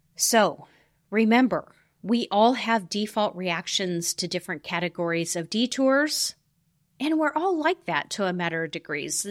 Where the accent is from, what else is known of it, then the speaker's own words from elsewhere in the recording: the American West, United States; I grew up in the American West